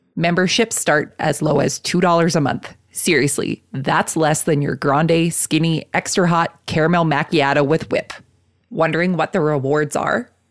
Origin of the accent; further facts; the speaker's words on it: Canada; accent: Canadian; my Canadian accent